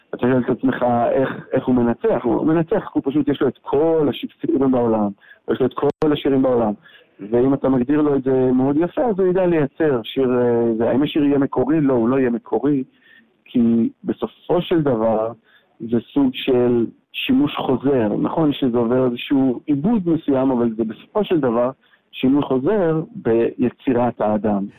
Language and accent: Hebrew; Israel; also born or lived in San Francisco, United States / Amsterdam, Netherlands; גדלתי בישראל ולמדתי פה בטכניון ובאוניברסיטת תל אביב.